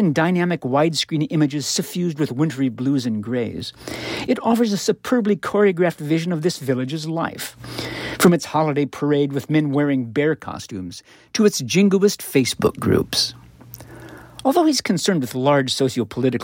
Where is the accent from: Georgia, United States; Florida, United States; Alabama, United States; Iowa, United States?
Iowa, United States; my home state of Iowa.